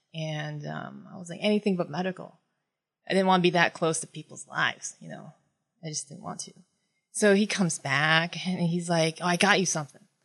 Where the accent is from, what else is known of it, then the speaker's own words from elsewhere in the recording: West Gardiner, Maine, United States; first language Tagalog; English is a second language; moved away as an adult; also born or lived in Philippines / Japan; now in Tampa, United States; I grew up in Gardner, West Gardner, Maine. Um, and I started kindergarten there.